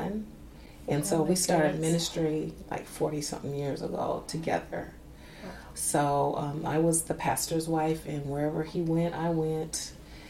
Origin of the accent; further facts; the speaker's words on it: Minneapolis, Minnesota, United States; also born or lived in Dallas, Texas; I grew up mostly in North Minneapolis.